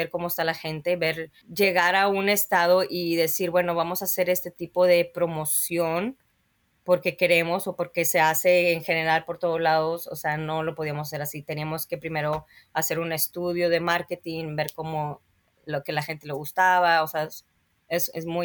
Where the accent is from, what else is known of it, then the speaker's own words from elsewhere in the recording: Mexico; now in Texas, United States; hay mexicanos aquí en Texas, pero se maneja muy diferente a un mexicano de México, aunque bien, venimos todos de México, claro